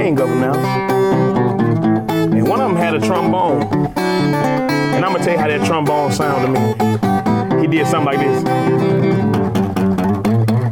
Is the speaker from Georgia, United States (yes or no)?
yes; LaGrange, Georgia, United States; also born or lived in Hogansville, Georgia; I was born in LaGrange, Georgia, which is Troup County. And the Troup County, I went to school in Hogansville, Georgia